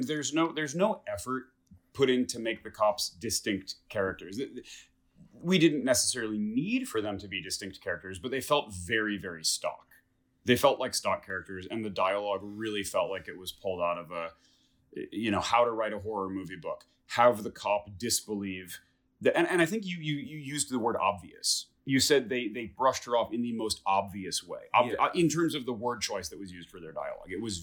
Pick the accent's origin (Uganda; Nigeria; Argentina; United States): United States; Detroit, Michigan; moved away; don't talk shit about my hometown